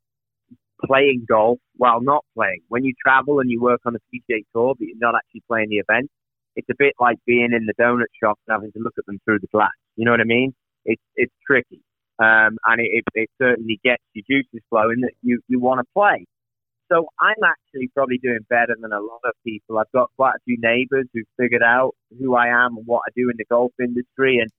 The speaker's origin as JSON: {"language": "English", "region": "England", "country": "United Kingdom", "moved": "yes", "lives_now": "California, United States", "said": "me being an Englishman"}